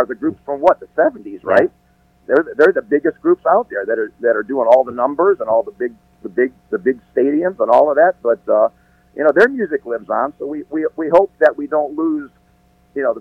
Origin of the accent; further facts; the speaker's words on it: Detroit, Michigan, United States; I'm from Detroit